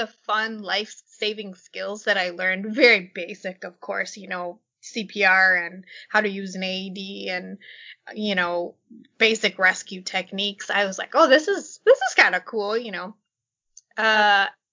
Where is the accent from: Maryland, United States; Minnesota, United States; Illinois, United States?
Minnesota, United States; we grew up in Minnesota.